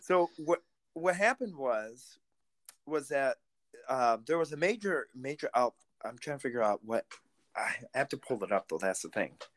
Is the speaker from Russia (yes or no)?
yes; Russia; now in United States; I'm Russian-American, because I was born in Russia